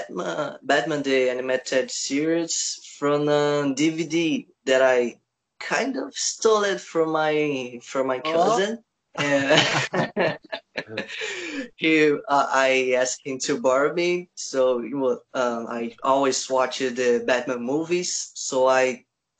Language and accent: English; Rio de Janeiro, Brazil; English is a second language; From Brazil. Especially from Rio de Janeiro.